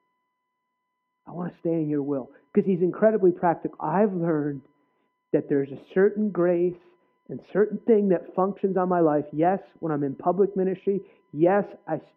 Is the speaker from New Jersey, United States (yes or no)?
yes; New Jersey, United States; I grew up in New Jersey